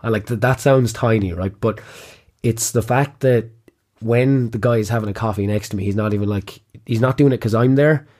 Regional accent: Kilkenny, Leinster, Ireland; also born or lived in Trinidad; I'm from Kilkenny originally, which is why I had this lovely accent that I can't shake

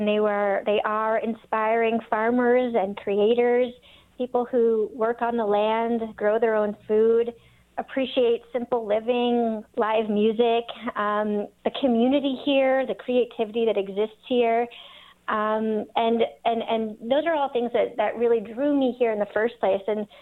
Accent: East Coast, United States; Well, I think growing up on the East Coast and going to Cornell and really being inspired by that life that New York City offers

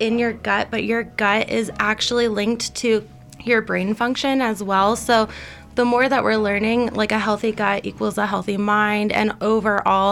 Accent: Pennsylvania, United States; now in Colorado, United States; we're from Pennsylvania, from the East Coast

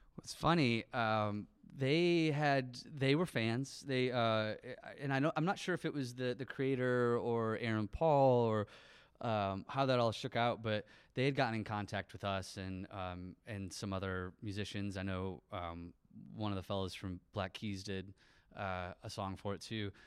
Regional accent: St. Johns, Michigan, United States; moved away; also born or lived in Lansing; I grew up in Saint John's, uh, which maybe some people know of, but it's a little town tucked away, like, fifteen minutes from here

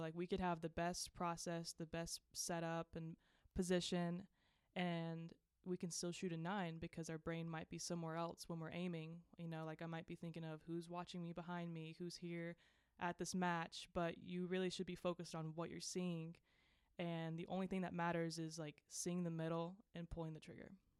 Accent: Georgia, United States; moved away as an adult; now in Morgantown, United States; I am from Georgia

